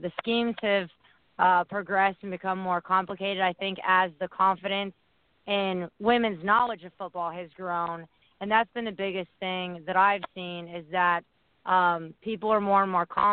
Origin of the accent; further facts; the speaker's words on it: Indiana, United States; moved away; also born or lived in Chicago; I'm from Indiana